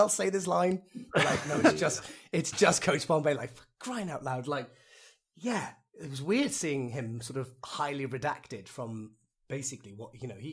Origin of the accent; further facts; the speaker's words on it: Wales, United Kingdom; As a Welsh person